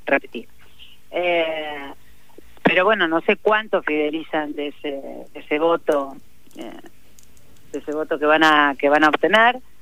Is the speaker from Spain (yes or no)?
no; Argentina; como argentinos y argentinas, como pueblo